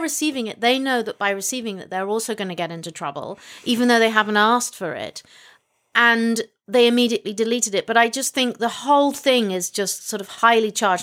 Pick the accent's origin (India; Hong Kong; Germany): Hong Kong; moved away; I was born in Hong Kong